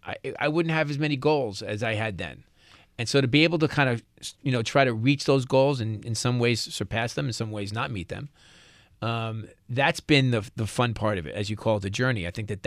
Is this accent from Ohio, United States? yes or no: no; New York, United States; accent: New York; I'm a New Yorker.